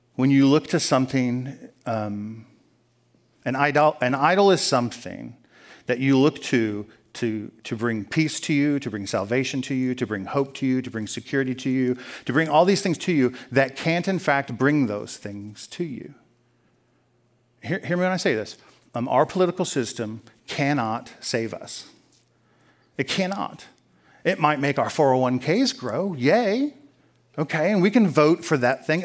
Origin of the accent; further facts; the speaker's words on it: United States; I'm an American